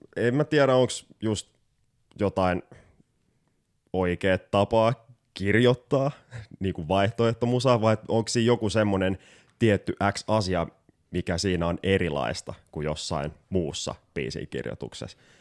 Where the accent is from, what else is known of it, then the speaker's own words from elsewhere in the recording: Porvoo, Uusimaa, Finland; oma kotikaupunkini Porvoon jokirantaa